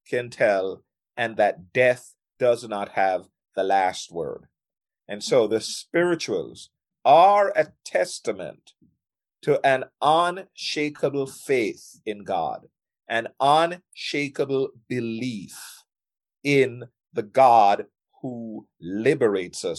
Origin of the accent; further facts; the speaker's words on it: Jamaica; I'm from Jamaica